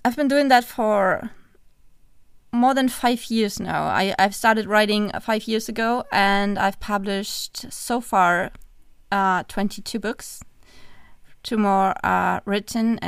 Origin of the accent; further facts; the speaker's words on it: Germany; English is a second language; We're from Germany.